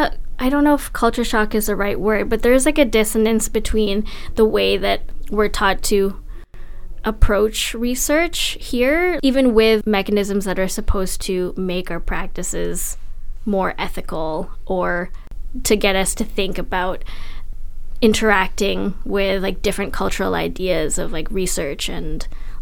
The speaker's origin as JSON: {"language": "English", "country": "Philippines", "tie": "born or raised there", "moved": "yes", "said": "I'm from the Philippines. I was born there and I've been back many times, but I'm not from the Cordillera"}